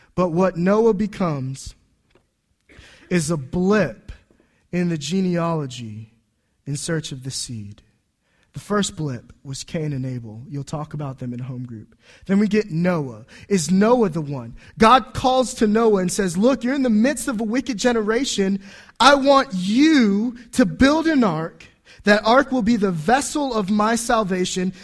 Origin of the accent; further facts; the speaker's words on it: Homestead, Florida, United States; moved away; also born or lived in Washington, D.C. metropolitan area; I was born in an Air Force base in Homestead, Florida, that doesn't exist anymore, or at least a hospital that doesn't exist. Uh, my wife traces her ancestry back to people who signed the Declaration of Independence. She's from New Jersey. I'm from Florida